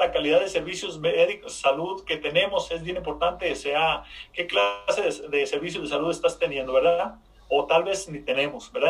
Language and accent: Spanish; Mexico; moved away as an adult; soy de México, soy de una población bien pequeñita, bien pequeñita. A la edad de 20 años me vine a este país